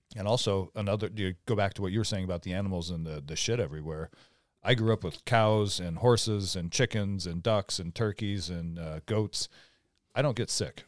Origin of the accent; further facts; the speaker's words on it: Omak, Washington, United States; I grew up in Omac, Washington, where it's, like, really economically depressed